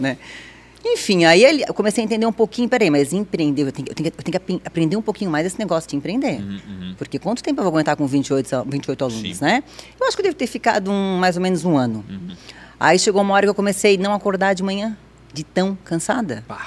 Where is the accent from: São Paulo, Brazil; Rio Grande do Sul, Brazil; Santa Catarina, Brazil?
Santa Catarina, Brazil; Blumenau; Eu nasci aqui em Blumenau, minha mãe é de cidade de Sombrio